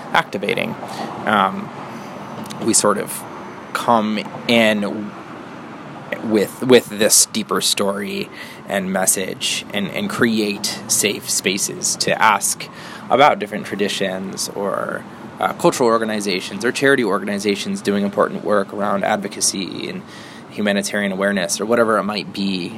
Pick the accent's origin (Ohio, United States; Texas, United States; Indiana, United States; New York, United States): Ohio, United States; Northeast; I was born and raised in Northeast Ohio